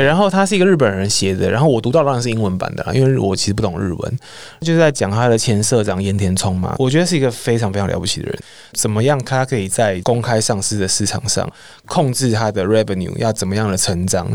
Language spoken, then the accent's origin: Chinese; Taiwan; 我们身为台湾人